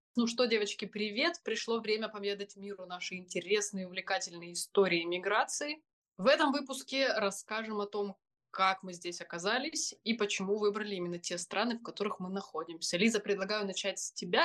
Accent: Crimea, Ukraine; moved away as an adult; also born or lived in Poland; мы из Крыма, и у нас есть украинские паспорта

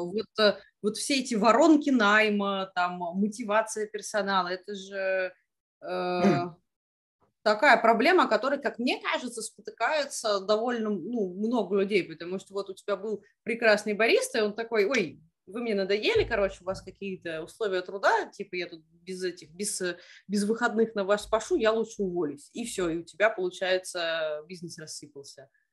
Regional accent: Moscow, Russia; мы, москвичи

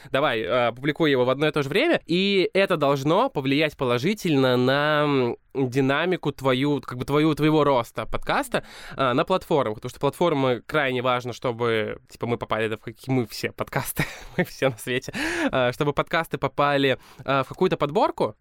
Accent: Balakovo, Saratov Oblast, Russia; я из Балакова

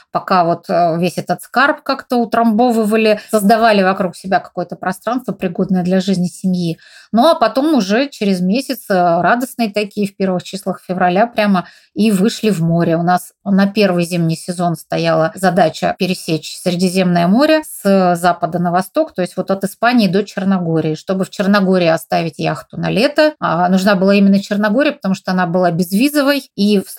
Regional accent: Novosibirsk, Novosibirsk Oblast, Russia; now in Altai Republic, Russia; У нас, наоборот, были деньги на квартиру, потому что в родном городе Новосибирске у нас своей квартиры не было. А вот в Горном Алтае мы построили дом, из которого сейчас мы и разговариваем, собственно.

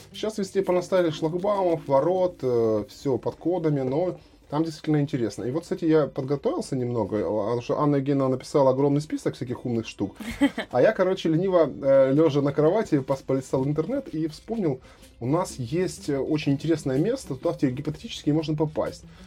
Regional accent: Krasnodar, Krasnodar Krai, Russia; я как вот коренной краснодарец, я, в общем-то, здесь родился и вырос

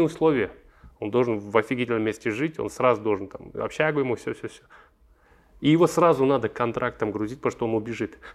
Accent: Almaty, Kazakhstan; Я алматинец, я здесь вырос

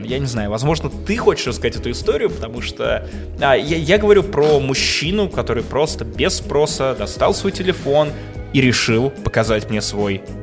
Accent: Russia; я честно говорю, что из России.

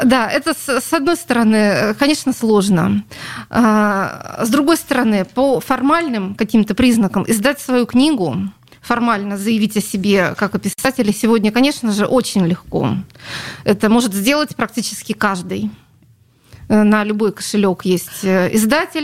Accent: Saint Petersburg, Russia; Это моя родина, я родилась на Литейном

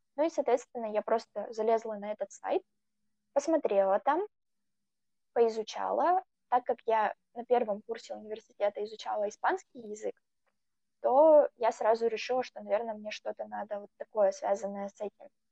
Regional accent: Russia; Я была, наверное, почти одна такая так далеко из России

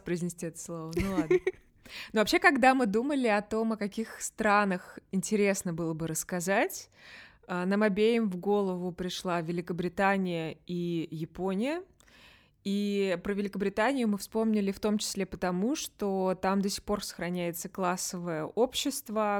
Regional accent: Russia; moved away; я из России

